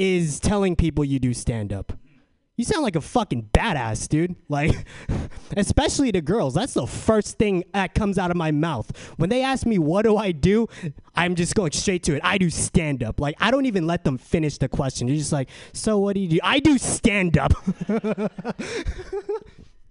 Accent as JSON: {"language": "English", "town": "San Diego", "region": "California", "country": "United States", "moved": "as an adult", "lives_now": "San Francisco, United States", "said": "I'm from San Diego"}